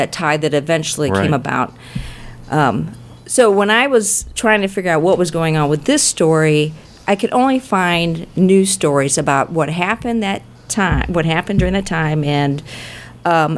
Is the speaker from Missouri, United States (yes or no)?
yes; St. Louis, Missouri, United States; I grew up in Baden in North City